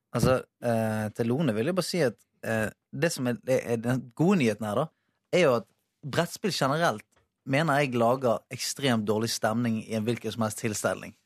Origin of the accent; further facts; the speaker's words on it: Bergen, Vestland, Norway; moved away; bodd hjemme i Bergen